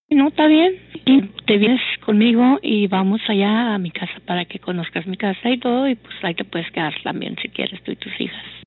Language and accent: Spanish; United States; yo soy nacida en Estados Unidos